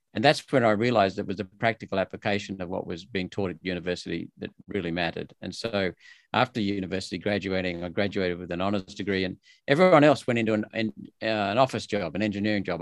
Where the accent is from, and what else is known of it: Australia; born or raised there; also born or lived in India